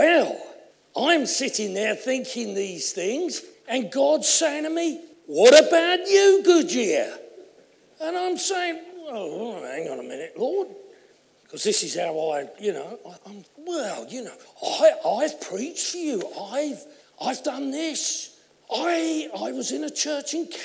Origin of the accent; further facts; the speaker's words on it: Essex, East of England, United Kingdom; I come from Essex, as you know, and I've always had a large voice